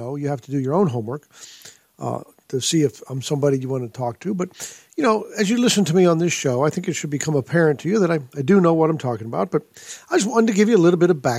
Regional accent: Pittsburgh, Pennsylvania, United States; moved away as an adult; also born or lived in California; now in Pulaski, Tennessee, United States; I grew up in Pittsburgh, Pennsylvania, and I went to college there

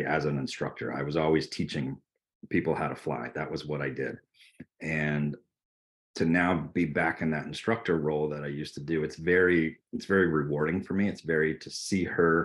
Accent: Vermont, United States; growing up in Vermont, living in Vermont

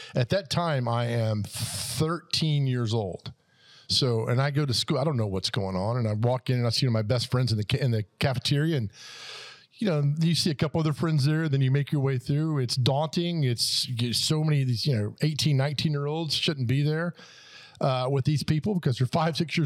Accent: Nashville, Tennessee, United States; I never left Donaldson Hermitage. It was just home

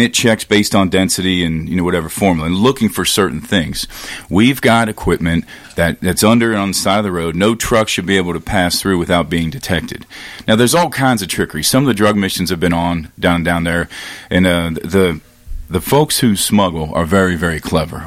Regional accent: Cincinnati, Ohio, United States; now in Tennessee, United States; I grew up in Ohio, um, and very very conservative place in Cincinnati.

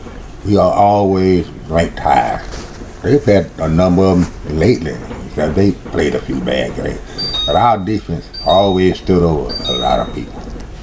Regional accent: Covington, Louisiana, United States; When I first grew up, we was in second grade, more or less. Played on a freshman team as a cornerback.

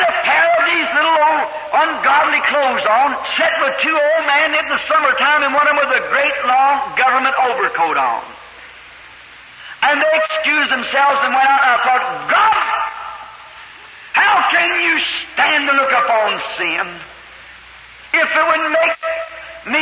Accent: United States; I'm an American too

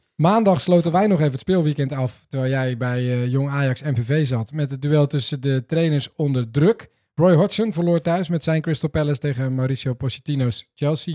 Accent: Netherlands; ons als Nederlanders

